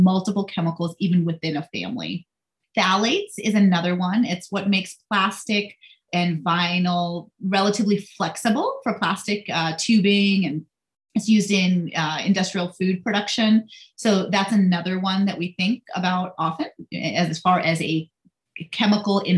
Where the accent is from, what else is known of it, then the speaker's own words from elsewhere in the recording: India; now in United States; I'm Indian. So I was born in India, came here